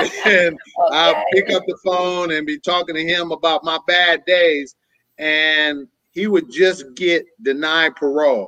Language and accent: English; San Francisco, California, United States; moved away as an adult; now in Antioch, United States; I'm from San Francisco, California. Born and raised there all my life until I moved to the suburbs of Antioch, California.